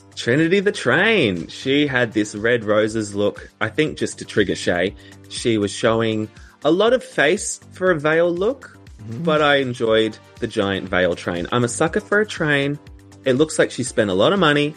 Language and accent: English; Australia; an Australian